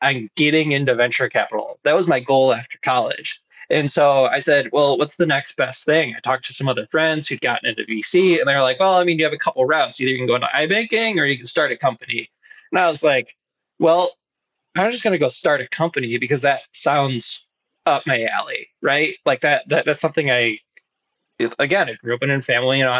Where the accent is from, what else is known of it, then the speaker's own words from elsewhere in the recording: Grosse Pointe, Michigan, United States; I grew up in Grosse Pointe, which is an old money suburb of the Detroit area